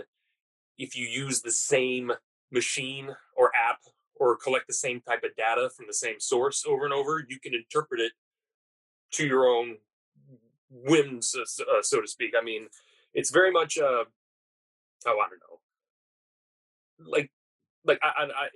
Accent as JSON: {"language": "English", "region": "West Coast", "country": "United States", "tie": "born or raised there", "said": "I'm born and raised in the West Coast"}